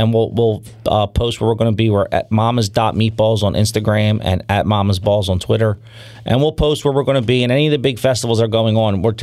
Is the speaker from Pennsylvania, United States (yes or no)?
yes; Philadelphia, Pennsylvania, United States; growing up in South Philly and growing up in Philadelphia, I just eat cheesesteaks